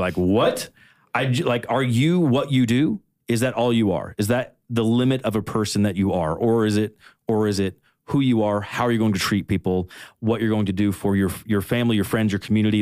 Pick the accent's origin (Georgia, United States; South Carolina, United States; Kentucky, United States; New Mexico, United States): Kentucky, United States; now in Nashville, United States; originally I'm from Kentucky. I've been living in Nashville for, like, on and off for, like, nine years now